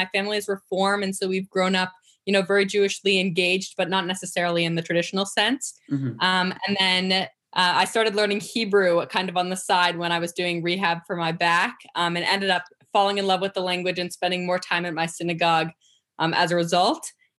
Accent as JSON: {"language": "English", "town": "Boston", "region": "Massachusetts", "country": "United States", "tie": "born or raised there", "also_born_or_lived": "New Hampshire", "moved": "yes", "lives_now": "Hanover, United States", "said": "I was born in the Boston area and moved to New Hampshire in 2012. And I live in Hanover. So I actually live on the Dartmouth campus."}